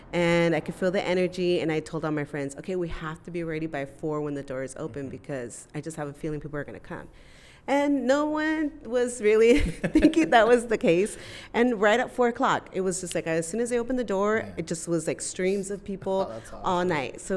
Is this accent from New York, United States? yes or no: no; South Bay, San Diego, California, United States; I'm from the South Bay, so we don't have spaces like this